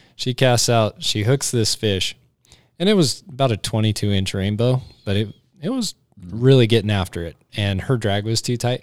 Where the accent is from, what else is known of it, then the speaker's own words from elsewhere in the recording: Cheyenne, Wyoming, United States; me growing up in Cheyenne